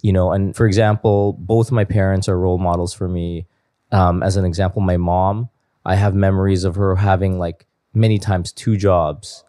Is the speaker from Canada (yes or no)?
yes; Toronto, Ontario, Canada; I was born and raised in Toronto.